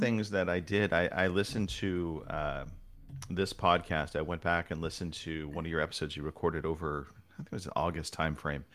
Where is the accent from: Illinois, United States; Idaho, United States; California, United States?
California, United States; Southern; now in Northern California, United States; I was born in Southern California, kind of, as I've gotten older, made my way north